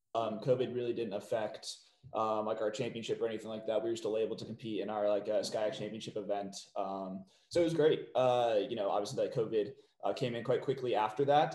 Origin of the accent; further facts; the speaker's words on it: McLean, Virginia, United States; moved away; I'm from McLean, Virginia, so just outside of DC.